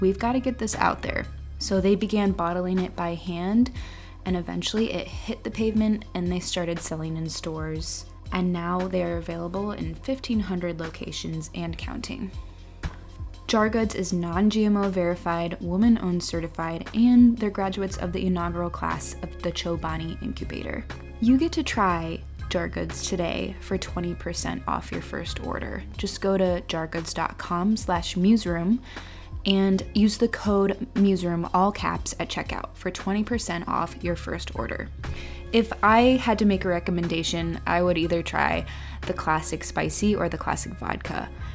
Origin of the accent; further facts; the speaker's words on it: near Akron, Ohio, United States; I'm actually from a town a little bit outside of Akron, Ohio, and that's where I've lived my whole life until now